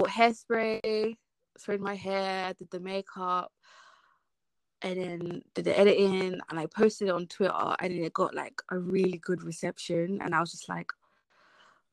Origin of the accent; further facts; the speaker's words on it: London, United Kingdom; moved away as an adult; now in South East England, United Kingdom; I grew up in London, but I don't live in London no more